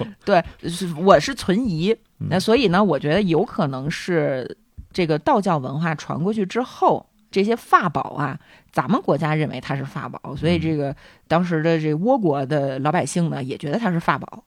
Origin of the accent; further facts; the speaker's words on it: China; 我们中国人这么喜欢广播体操